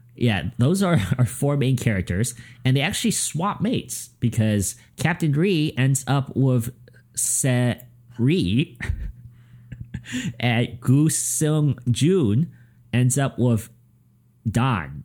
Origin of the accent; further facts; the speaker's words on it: United States; I'm American